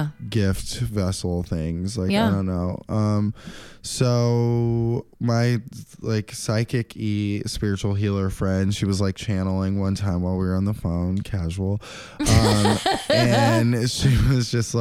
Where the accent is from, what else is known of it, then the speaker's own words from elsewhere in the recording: Santa Monica, California, United States; also born or lived in Williamsburg, Brooklyn; now in New York, United States; I'm actually from the People's Republic of Santa Monica.